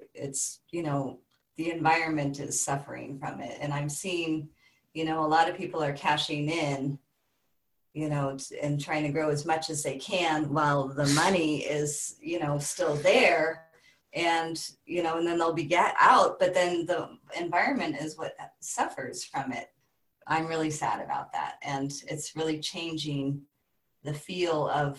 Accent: Bay Area, California, United States; moved away as an adult; also born or lived in Southern Oregon; now in Southern Humboldt, United States; I grew up in the Bay Area, you know, and I kind of left that my early 20s

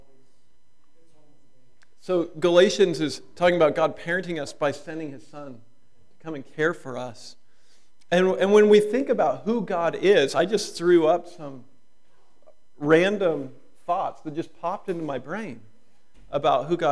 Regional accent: United States; being an American

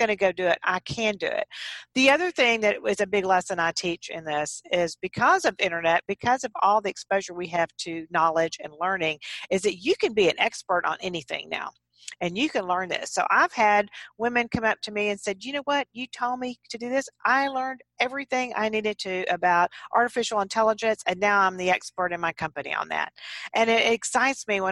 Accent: Texas, United States; I'm a Texan, and I grew up on farms and ranches in Texas on horseback

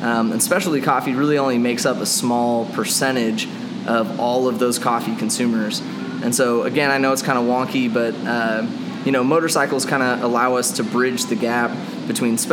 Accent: Kansas City, Missouri, United States; also born or lived in Orlando, Florida / Charleston, South Carolina; I've lived in Kansas City and the Independence area since I was about 3 years old

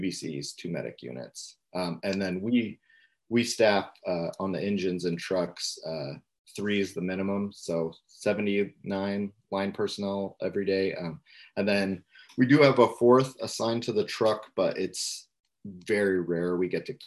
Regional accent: California, United States; moved away as an adult; now in Tacoma, United States; volunteered in my hometown in California

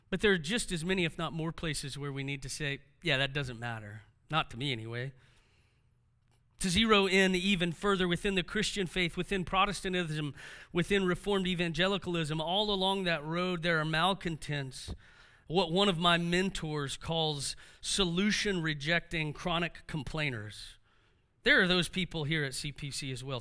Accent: Houston, Texas, United States; being raised by a single mom made things difficult for us growing up in Houston

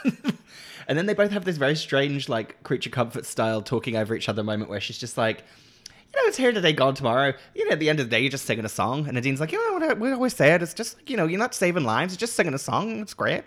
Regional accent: Norwich, East of England, United Kingdom; moved away; also born or lived in Leeds; Norwich nostalgia of, like, my hometown

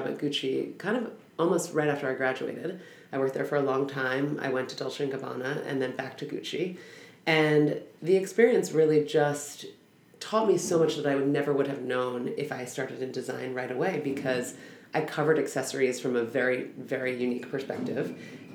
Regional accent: Los Angeles, California, United States; I grew up in Los Angeles.

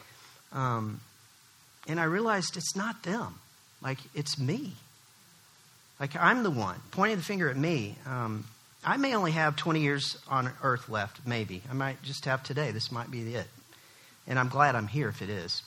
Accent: Oklahoma City, Oklahoma, United States; I come from Oklahoma City

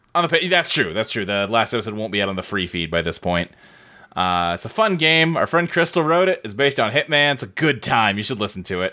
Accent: Louisville, Kentucky, United States; I lived, like, in a suburb of Louisville, Kentucky growing up

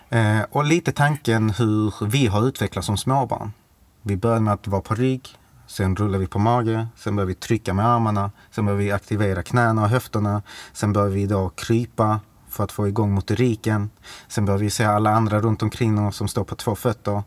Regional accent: Malmö, Skåne, Sweden; bor i Malmö, eh, är född i Malmö, mm. Eh, uppvuxen på Lindängen

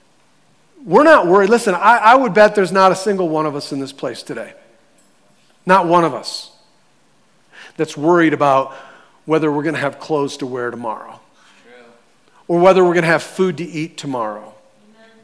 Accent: United States; we're Americans. We're the American church

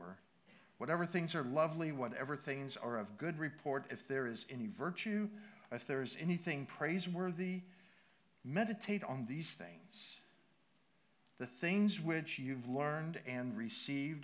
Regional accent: Midwest, United States; I grew up in the Midwest, water skiing

